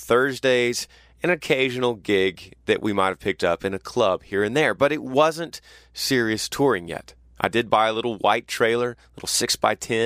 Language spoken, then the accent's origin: English; Texas, United States; I've just moved back to my home state of Texas in College Station